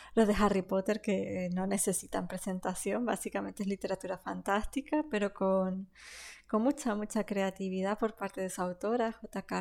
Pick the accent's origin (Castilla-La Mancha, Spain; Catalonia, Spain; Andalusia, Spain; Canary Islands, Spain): Canary Islands, Spain; accent: Canarian; mi propio acento y mi forma de hablar, ya que, que venimos de aquí, de Canarias.